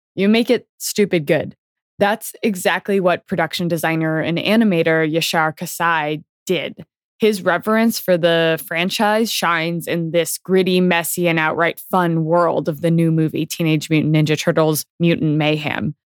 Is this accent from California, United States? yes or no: yes; Bay Area, California, United States; I grew up in the Bay Area.